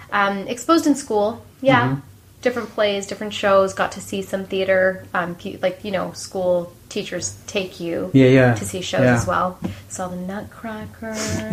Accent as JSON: {"language": "English", "town": "Ottawa", "region": "Ontario", "country": "Canada", "tie": "born or raised there", "said": "I grew up in Ottawa."}